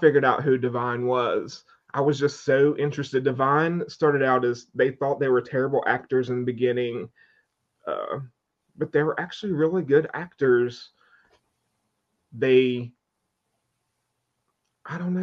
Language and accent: English; Madison, West Virginia, United States; I grew up in a small town in West Virginia